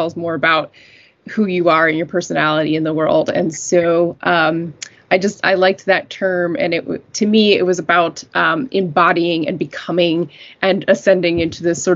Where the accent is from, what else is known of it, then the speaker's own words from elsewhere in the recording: Western Maryland, United States; moved away as an adult; now in New York, United States; I originally grew up in Western Maryland, pretty close to West Virginia.